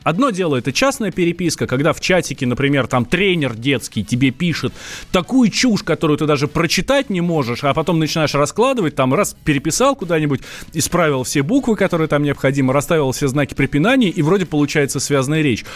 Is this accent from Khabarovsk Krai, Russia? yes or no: no; Moscow, Russia; Я русский, вырос в Москве.